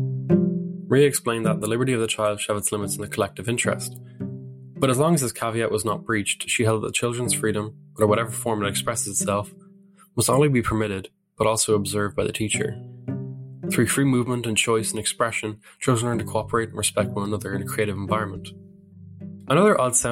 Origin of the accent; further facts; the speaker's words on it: Ireland; my home country, Ireland